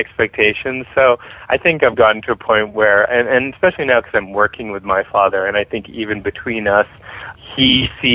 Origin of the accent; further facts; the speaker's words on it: Boston, Massachusetts, United States; moved away as an adult; also born or lived in New York; now in Los Angeles, United States; I grew up in Boston, so while I haven't lived there since I left for college